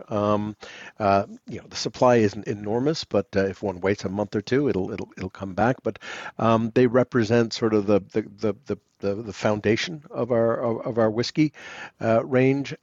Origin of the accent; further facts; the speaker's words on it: New York City, New York, United States; also born or lived in London, United Kingdom; now in Cotswolds, United Kingdom; on the upper east side of Manhattan. Real New Yorkers, as we used to call ourselves